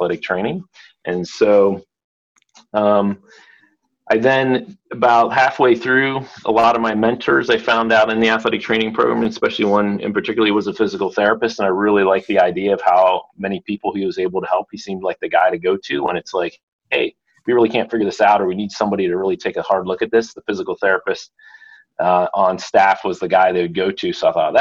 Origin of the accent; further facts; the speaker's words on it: Pennsylvania, United States; I grew up in Pennsylvania, kind of in a real small town